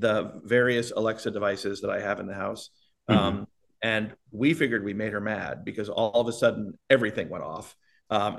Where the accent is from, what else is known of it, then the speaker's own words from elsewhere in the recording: Miami, Florida, United States; moved away as an adult; also born or lived in Michigan / North Carolina; now in Palm Springs, United States; I grew up in Florida